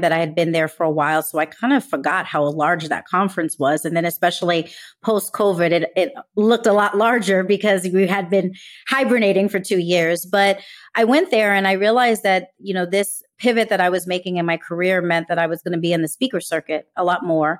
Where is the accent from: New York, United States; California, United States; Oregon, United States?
New York, United States; New York City; growing up in New York City